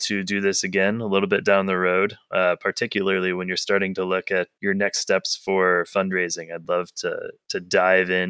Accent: Illinois, United States; I'm from Illinois, so Chicago is our big city

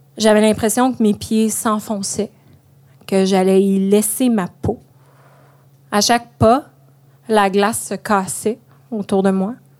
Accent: Pontiac, Quebec, Canada; moved away; Ma région natale a un slogan, Pontiac, la région aux 4000 lacs.

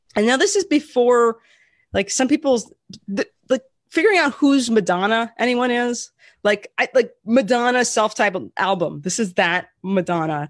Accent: Portland, United States; moved away as an adult; also born or lived in Las Vegas; I grew up in Portland

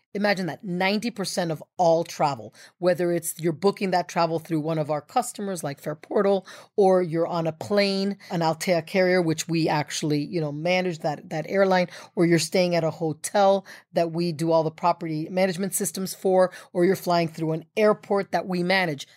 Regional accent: United States; as an American

